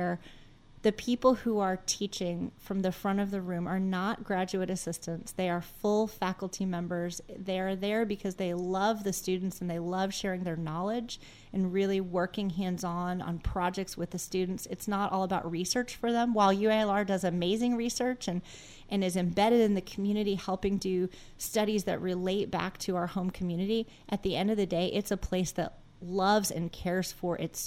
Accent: Arkansas, United States; I was from Arkansas.

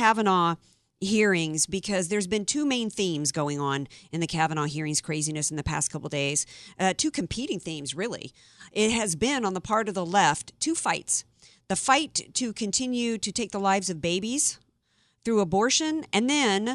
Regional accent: the South, United States; moved away; when I grew up in the South

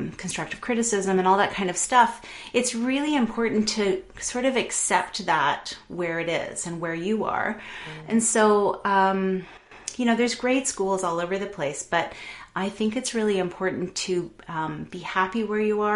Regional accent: Toronto, Ontario, Canada; also born or lived in London, Ontario; I grew up in Toronto, and we moved to London, Ontario, which is just outside of Toronto, for my middle school and high school years.

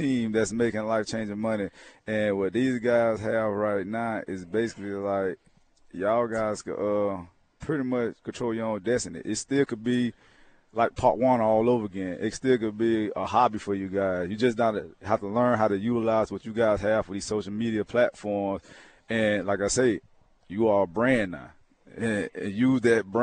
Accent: Georgia, United States; growing up in Georgia

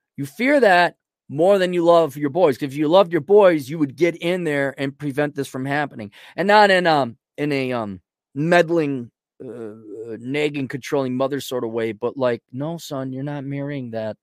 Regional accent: Minneapolis, Minnesota, United States; I'm from the Twin Cities in, in, you know, Wisconsin

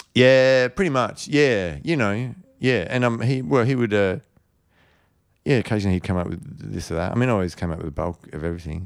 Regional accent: Perth, Western Australia, Australia; also born or lived in Port Hedland, Australia / London, United Kingdom; I came back and started school in Perth

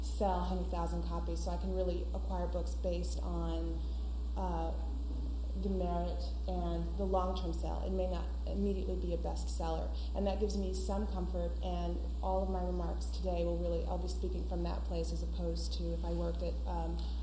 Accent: California, United States; I'm from California and there's very little publishing there

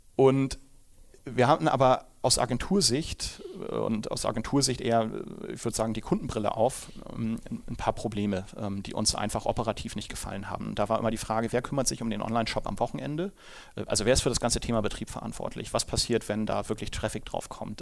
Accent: Hamburg, Germany; moved away as an adult; now in Munich, Germany; Ich komme ja ursprünglich aus Hamburg, wie man dem Dialekt wahrscheinlich nach entnehmen kann

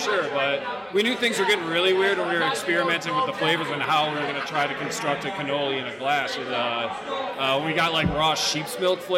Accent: Cheektowaga, New York, United States; I'm from Snyder, Chickawag area, Big Blue Water Tower

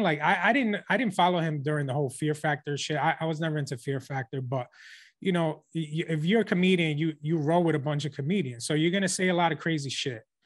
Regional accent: New York, United States; we're from New York

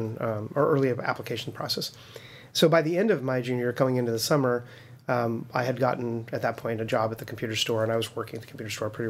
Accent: Las Vegas, Nevada, United States; I was born and raised in Vegas. Yeah, I never lived anywhere else

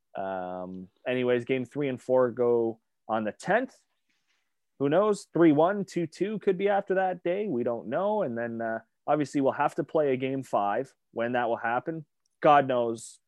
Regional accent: Hamilton, Ontario, Canada; now in Brantford, Canada; I was born in Hamilton

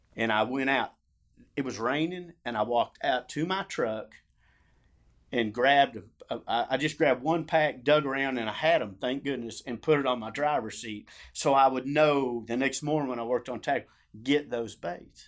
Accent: Ardmore, Oklahoma, United States; I grew up in Ardmore, Oklahoma.

